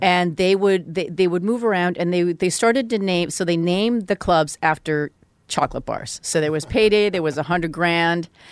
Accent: Vancouver, British Columbia, Canada; I grew up in Vancouver

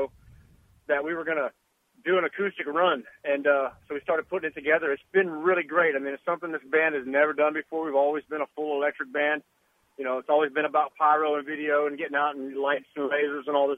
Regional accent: the South, United States; growing up in the South

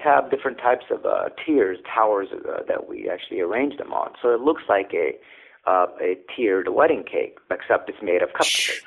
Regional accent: California, United States; moved away as an adult; now in Alexandria, United States; I grew up in California, as a teenager

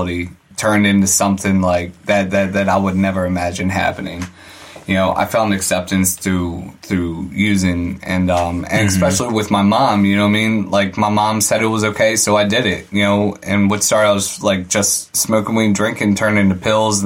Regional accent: Arnold, Maryland, United States; I'm originally from Arnold, Maryland, right outside of Annapolis.

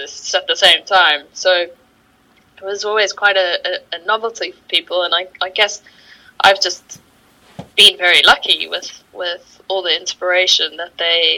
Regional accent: Johannesburg, Gauteng, South Africa; moved away as an adult; now in London, United Kingdom; I'm originally from South Africa. From Johannesburg, that's mm-hmm. kind of where I grew up

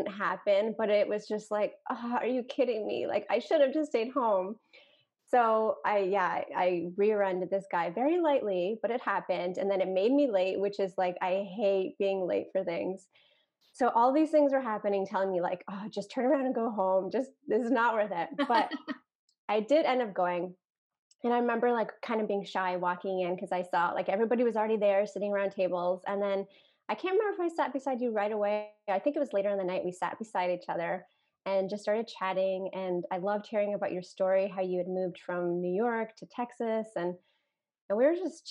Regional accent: Canada; I'm a Canadian

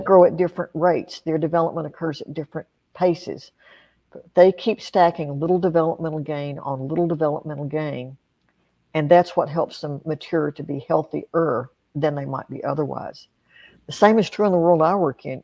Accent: Appalachia, United States; I grew up in Appalachia

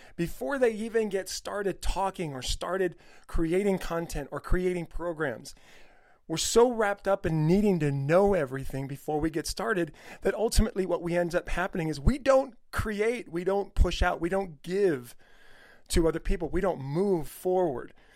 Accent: El Monte, California, United States; my old school district where I grew up in El Monte, California

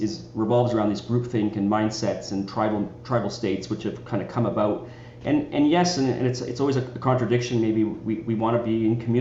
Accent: Richmond Hill, Ontario, Canada; I grew up in Toronto, just a little bit north of Toronto, in a little town called Richmond Hill

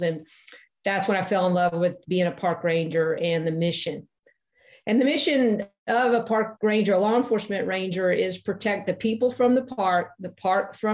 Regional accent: Tennessee, United States; moved away as an adult; when I was young, I grew up in Tennessee

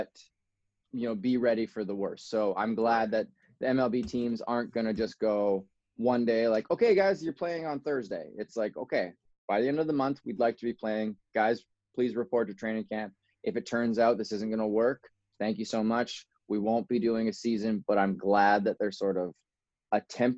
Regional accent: Kelowna, British Columbia, Canada; I was born in a place called Kelowna. That's in British Columbia, Canada. It's kind of like wine country in Canada. It is beautiful. I grew up there until I went to northern British Columbia

